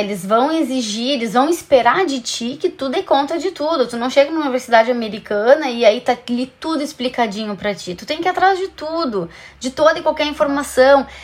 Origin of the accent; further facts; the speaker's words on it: Brazil; a gente, como brasileiro